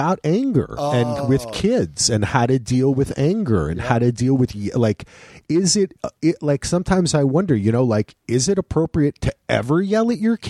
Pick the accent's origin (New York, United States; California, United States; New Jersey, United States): New Jersey, United States; I'm from New Jersey, motherfucker.